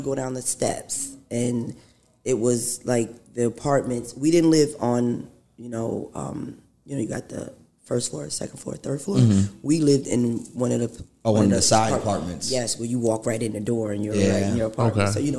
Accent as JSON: {"language": "English", "town": "Beacon", "region": "New York", "country": "United States", "tie": "born or raised there", "said": "I am from Beacon. I am Beacon."}